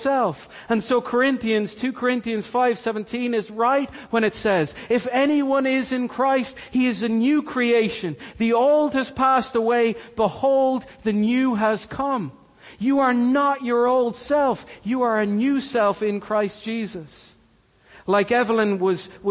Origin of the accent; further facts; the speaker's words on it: Cork, Munster, Ireland; I'm Irish. I'm born and raised in Cork.